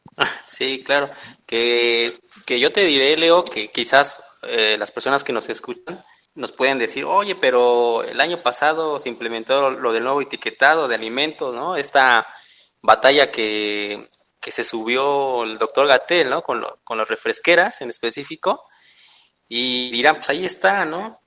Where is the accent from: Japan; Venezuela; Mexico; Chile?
Mexico; somos mexicanos, esa es nuestra identidad.